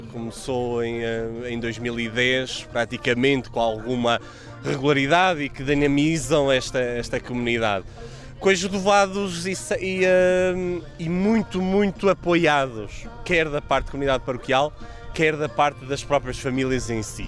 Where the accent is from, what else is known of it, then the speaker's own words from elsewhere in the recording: Northeast Region, Brazil; now in Portugal; eu sou do Nordeste, da, onde tem a curva do Brasil, eu sou da ponta.